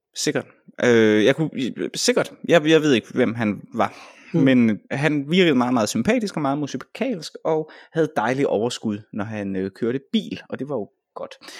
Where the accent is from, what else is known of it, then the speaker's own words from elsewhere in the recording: Vejle, Southern Denmark, Denmark; Vejle, hvor jeg kommer fra